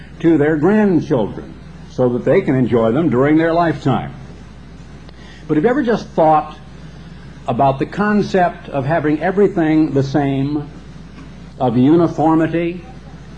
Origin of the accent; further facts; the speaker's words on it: Oregon, United States; When I grew up in Oregon